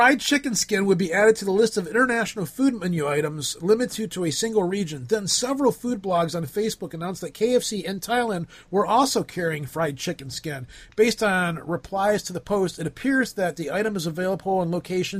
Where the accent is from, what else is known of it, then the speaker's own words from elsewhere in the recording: United States; because I'm American.